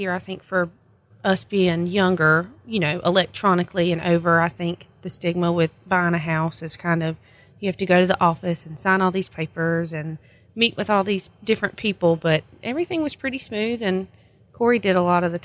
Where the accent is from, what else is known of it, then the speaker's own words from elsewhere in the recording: Whigham, Georgia, United States; I'm 24. I am from Wiggum, Georgia